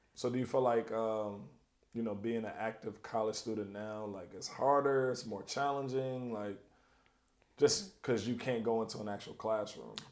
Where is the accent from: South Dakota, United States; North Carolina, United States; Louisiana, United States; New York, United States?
North Carolina, United States; I'm from North Carolina.